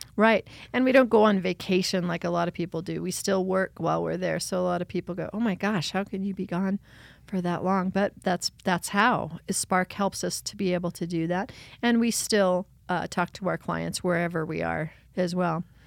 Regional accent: Beulah, Rye and Westcliffe, near Pueblo, Colorado, United States; I was born in Pueblo, Colorado, and I grew up in the hills of Beulah, Rye, and Westcliff, the mountains just outside of Pueblo

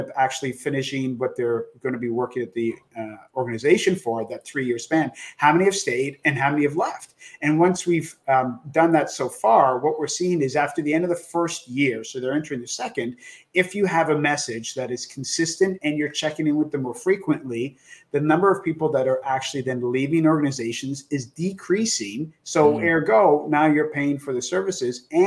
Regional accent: Canada; as a Canadian, we called it elementary school

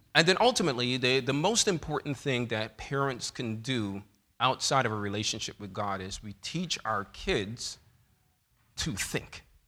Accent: New York City, New York, United States; growing up in Bethel Seventh-day Adventist Church in New York City

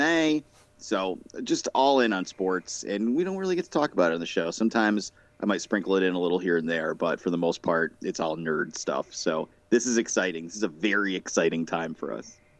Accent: Boston, Massachusetts, United States; I'm from the Boston, New England area

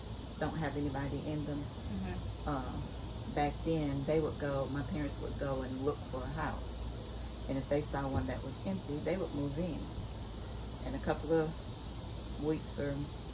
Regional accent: Pendleton, South Carolina, United States; I grew up in Pendleton. They said Anderson, but it was closer to Pendleton than it was

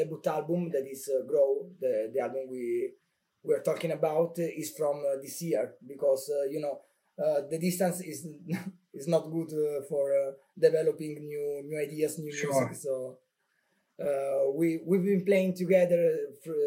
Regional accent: Calabria, Italy; also born or lived in Bologna; I moved back in Calabria because I'm from Calabria.

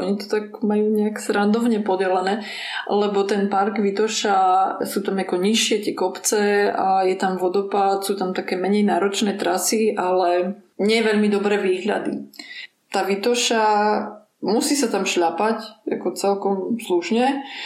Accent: Slovakia; also born or lived in Ukraine (ancestry); ja som Ukrajinka pôvodom, hoci Aha. som sa narodila na Slovensku

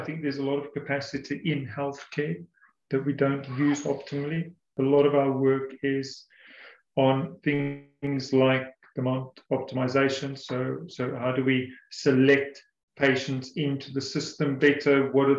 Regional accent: South Africa; now in England, United Kingdom; I said earlier that I came from South Africa about 8 years ago

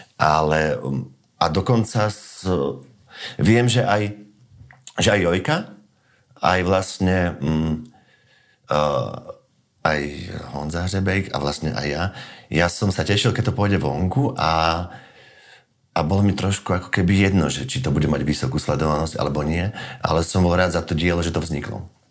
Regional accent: Slovakia; sme Slováci

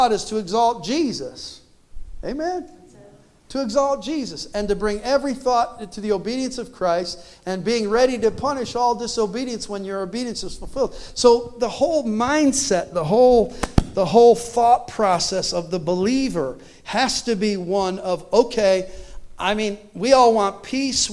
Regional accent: Canada; I was born in Canada

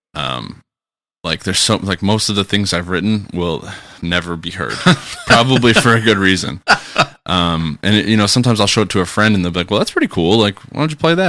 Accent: Kenosha, Wisconsin, United States; my hometown of Kenosha

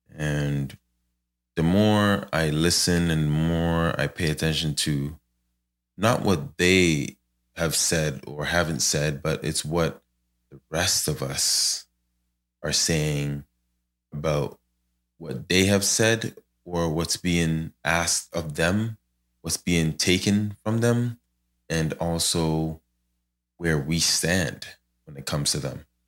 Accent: Ghana; moved away; I'm from Ghana

